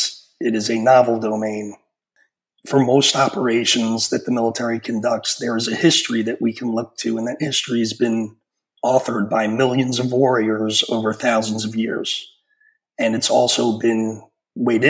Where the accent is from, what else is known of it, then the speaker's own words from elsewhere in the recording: New York, United States; moved away; I'm a New Yorker from growing up